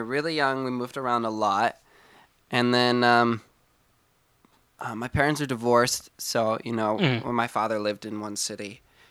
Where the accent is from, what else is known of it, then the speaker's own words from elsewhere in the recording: California City, California, United States; also born or lived in San Luis Obispo; So, I wasn't born in California City, but I spent, I think, around four and a half years old is when we moved there. But I was born in San Luis Obispo, Northern California.